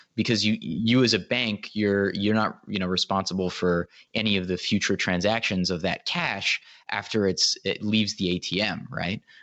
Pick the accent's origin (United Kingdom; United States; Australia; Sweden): United States; as an American